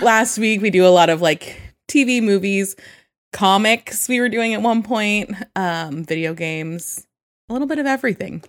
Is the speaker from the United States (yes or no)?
yes; Sacramento, California, United States; also born or lived in San Jose, California; I grew up in Sacramento. I went to an all-girls school